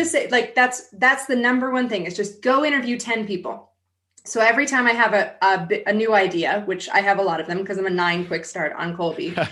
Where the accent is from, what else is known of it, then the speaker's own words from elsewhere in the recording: San Diego, California, United States; I grew up in San Diego.